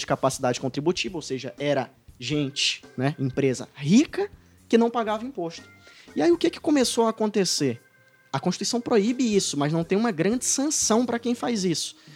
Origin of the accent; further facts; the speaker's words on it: Ceará, Brazil; capitaneados pelo Ceará, né, minha terra